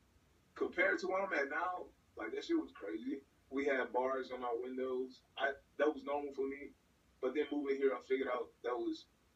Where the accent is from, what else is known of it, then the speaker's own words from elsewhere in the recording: New Orleans, Louisiana, United States; But I'm not about to say, yeah, I'm more say I'm from New Orleans. I never, but It's a little bit of both, but it's mostly from, like, niggas know I'm from New Orleans and I'm gonna represent New Orleans. But I respect Texas.